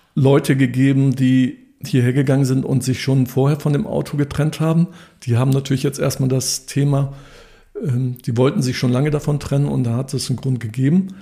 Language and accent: German; Dithmarschen, Schleswig-Holstein, Germany; now in Hitzacker, Germany; Ich komme selbst vom Land aus Dithmarschen, da haben wir mit 18 sofort den Führerschein gemacht